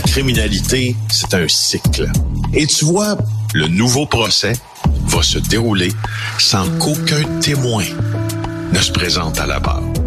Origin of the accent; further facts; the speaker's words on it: Témiscamingue, Quebec, Canada; je viens du Témiscamingue, d'accord, une région que j'adore, euh, qui, qui où, j'ai eu une, enfance merveilleuse dans la nature